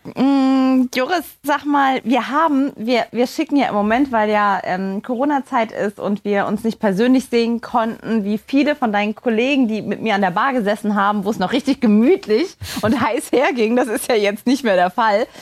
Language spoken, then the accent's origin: German; Saarland, Germany; in meinem Heimatland, in meinem Heimatbundesland, äh, dem Saarland